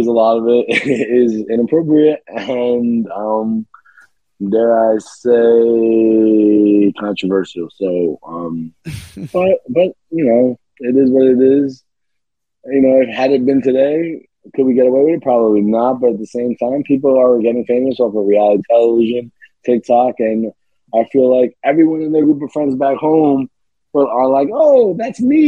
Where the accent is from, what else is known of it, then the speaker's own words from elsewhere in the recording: New York City, New York, United States; I'm from Staten Island, and Staten Island is a lot of things. But it's a borough in New York City